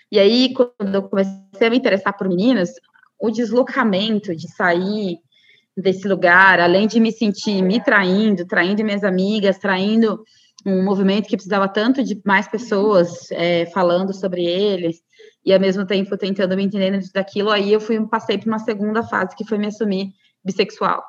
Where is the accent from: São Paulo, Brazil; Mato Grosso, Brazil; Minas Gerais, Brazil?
Mato Grosso, Brazil; Cuiabá; eu sou de Cuiabá, capital do Mato Grosso